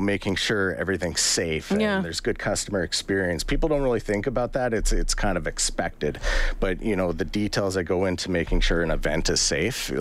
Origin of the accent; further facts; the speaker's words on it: Edmonton, Alberta, Canada; I grew up in Edmonton, born and raised